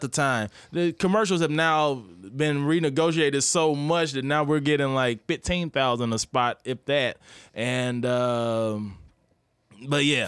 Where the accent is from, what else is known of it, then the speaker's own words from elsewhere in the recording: Midwest, United States; moved away as an adult; I grew up in the Midwest